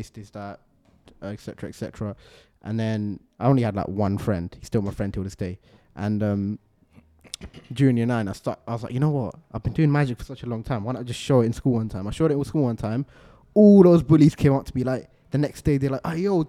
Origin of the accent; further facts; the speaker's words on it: London, United Kingdom; also born or lived in Stratford, London; I grew up in Stratford in East London. Actually, I grew up in Manor Park in East London